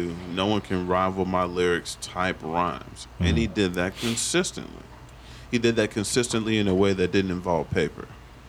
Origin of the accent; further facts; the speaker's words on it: New York City, New York, United States; So, man, I'm from Brooklyn, man.